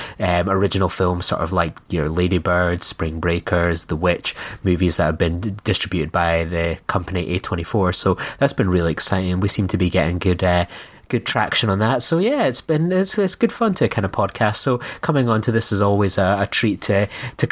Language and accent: English; Scotland, United Kingdom; being a Scottish man